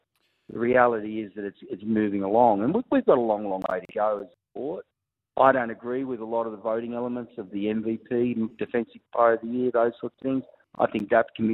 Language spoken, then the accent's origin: English; Wollongong, New South Wales, Australia; I'm from Wollongong